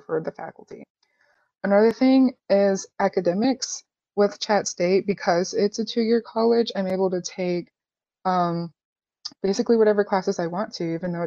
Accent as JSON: {"language": "English", "town": "Chattanooga", "region": "Tennessee", "country": "United States", "tie": "born or raised there", "said": "I was born and raised in Chattanooga"}